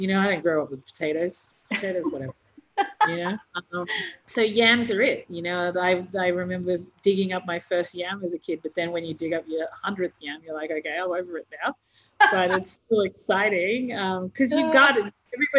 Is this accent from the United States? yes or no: no; Torres Strait, Queensland, Australia; moved away; Growing up on tropical islands, like in the Torres Strait